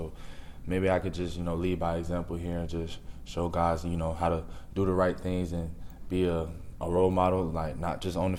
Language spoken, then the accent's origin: English; Orlando, Florida, United States; also born or lived in Nebraska; now in Tampa, United States; I'm from Orlando, so just being able to let my mom and my family, you know, just see me play every game.